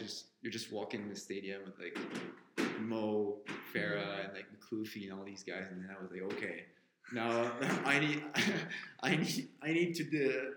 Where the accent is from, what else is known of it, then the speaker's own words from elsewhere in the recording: Quebec City, Quebec, Canada; my hometown of Quebec City